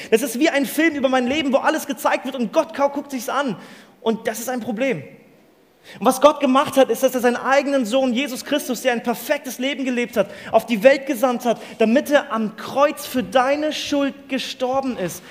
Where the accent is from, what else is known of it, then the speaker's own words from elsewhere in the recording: Mali; Ich bin in Mali aufgewachsen, in der Sahara